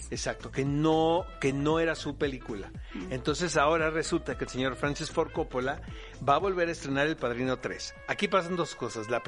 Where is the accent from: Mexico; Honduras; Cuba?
Mexico; Tijuana, Baja California; accent: Speedy González; me quitó el acento de Speedy González cuando yo llegué de Tijuana